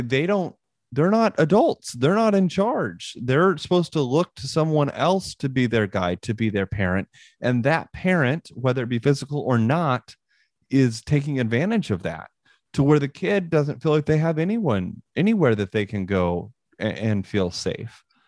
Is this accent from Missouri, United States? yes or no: yes; Northwest Missouri, United States; I grew up in Northwest Missouri